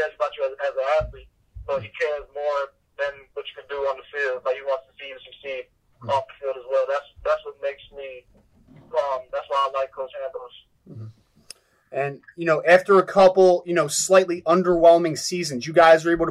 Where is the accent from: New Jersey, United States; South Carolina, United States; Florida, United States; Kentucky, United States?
New Jersey, United States; I'm from New Jersey